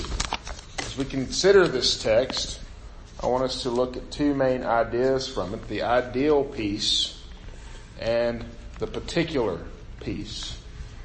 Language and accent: English; United States; I grew up right on the Mississippi River